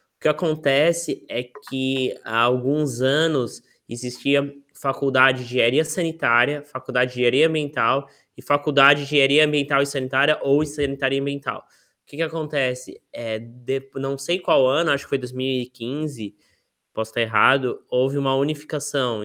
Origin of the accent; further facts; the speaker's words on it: Florianópolis, Santa Catarina, Brazil; eu sou de Floripa desde que eu tinha três anos e meio